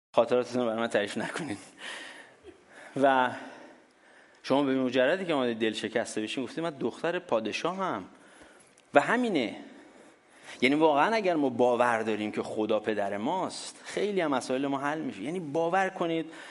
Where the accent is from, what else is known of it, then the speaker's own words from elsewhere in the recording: Iran; ماها که در دورهای قدیمتر ایران بزرگ شدیم